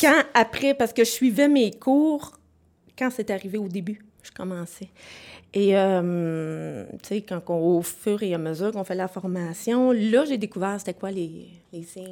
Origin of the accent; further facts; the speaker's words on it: Sherbrooke, Quebec, Canada; je viens de Sherbrooke. Je suis native de Sherbrooke